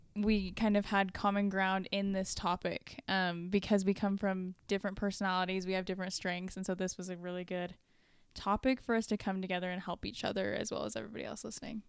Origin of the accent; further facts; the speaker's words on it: Dallas, Texas, United States; I grew up in North Dallas